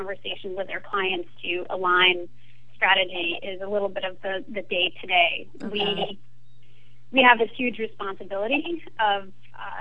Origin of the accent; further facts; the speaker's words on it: Maine, United States; moved away as an adult; also born or lived in France; I grew up in Maine with Acadia National Park as my backyard